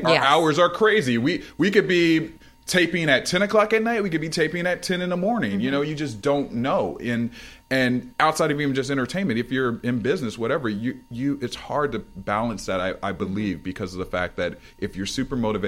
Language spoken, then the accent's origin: English; Ohio, United States; now in Los Angeles, United States; I'm from Ohio originally